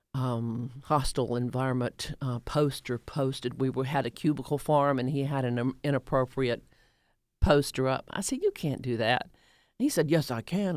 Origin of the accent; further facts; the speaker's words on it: the rural South, United States; also born or lived in Doraville, Georgia; now in Atlanta, United States; I grew up in the rural South until I w, until nineteen sixty-two when we moved here